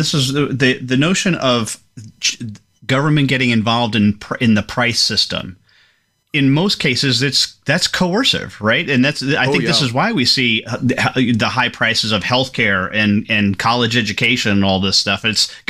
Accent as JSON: {"language": "English", "country": "Ireland", "said": "I'll get it right. I'm Irish. I should be able to pronounce that name very easily."}